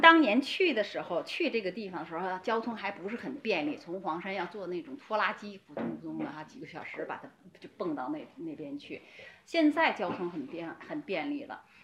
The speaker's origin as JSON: {"language": "Chinese", "country": "China", "said": "我们中国人"}